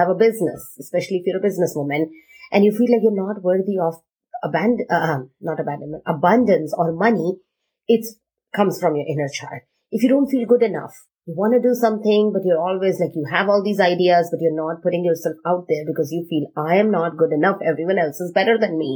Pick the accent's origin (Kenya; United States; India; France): India; I am Indian